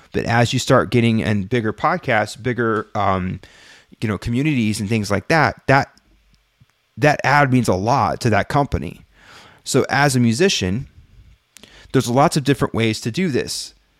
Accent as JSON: {"language": "English", "town": "Brookhaven", "region": "Mississippi", "country": "United States", "tie": "born or raised there", "said": "I don't feel bad now because no one takes me serious in my hometown. Brookhaven, Mississippi."}